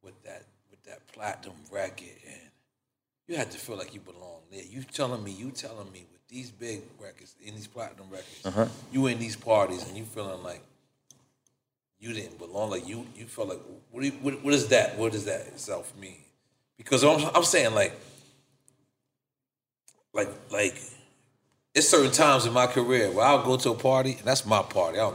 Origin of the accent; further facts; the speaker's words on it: the South, United States; I'm being from the South.